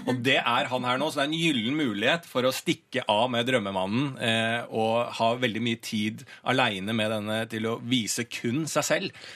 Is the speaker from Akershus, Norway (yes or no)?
yes; Bærum, Akershus, Norway; now in Oslo, Norway; så er jeg fra Bærum, da.